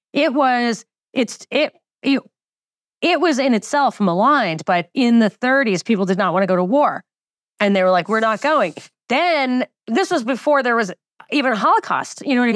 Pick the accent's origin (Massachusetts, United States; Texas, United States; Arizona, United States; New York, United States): New York, United States; I grew up in New York and the most Jewish county